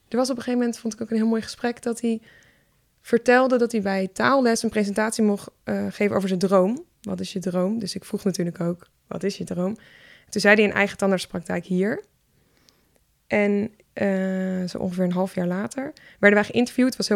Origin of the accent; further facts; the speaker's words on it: Syria; Dutch is a second language; now in Netherlands; ik ben tandarts en ik kom uit Syrië.